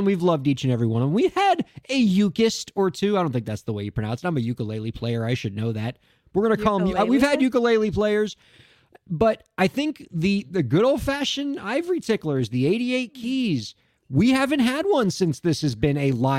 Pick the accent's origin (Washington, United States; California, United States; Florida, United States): Florida, United States; Miami; It is indeed still a sweltering hellscape in my hometown of Miami, Florida, where we do this show.